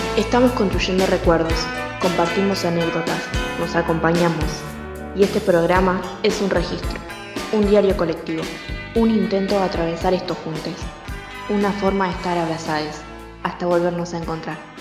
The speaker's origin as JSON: {"language": "Spanish", "country": "Venezuela", "moved": "as an adult", "lives_now": "Argentina", "said": "Yo soy venezolana"}